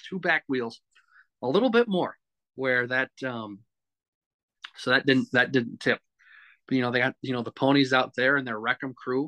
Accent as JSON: {"language": "English", "region": "Minnesota", "country": "United States", "said": "We're from Minnesota"}